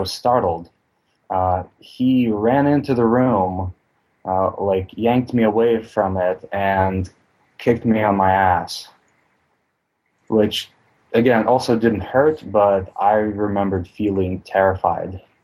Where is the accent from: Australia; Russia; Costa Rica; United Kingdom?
Russia; moved away; I grew up in Russia